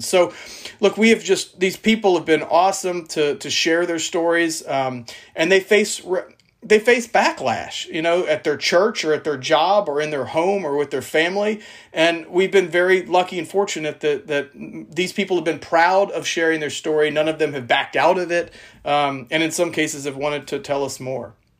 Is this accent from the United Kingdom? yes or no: no; South Louisiana, United States; I'm from South Louisiana